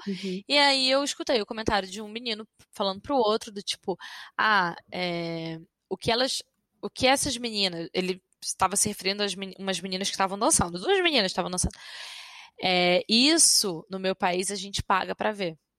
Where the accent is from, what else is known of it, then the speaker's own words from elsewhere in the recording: Rio de Janeiro, Brazil; moved away as an adult; now in France; sou do Rio